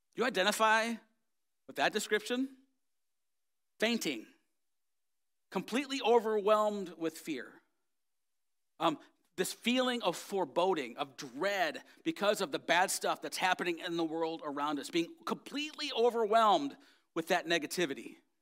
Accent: United States; I am an American and I'm proud of it

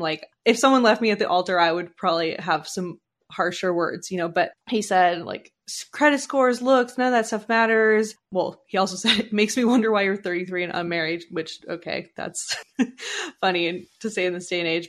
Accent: Canada; I was born in Canada

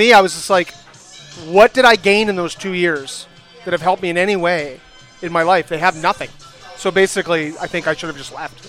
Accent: St. Stephen, New Brunswick, Canada; born or raised there; moved away as an adult; now in Montreal, Canada

